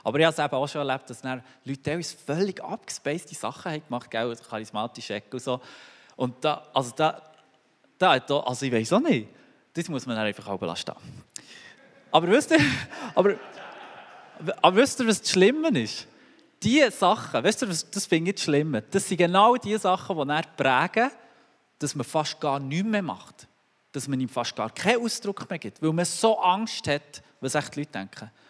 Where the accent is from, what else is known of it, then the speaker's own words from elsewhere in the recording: Switzerland; Nur weil wir als Schweizer vielleicht ein bisschen entspannter sind dort.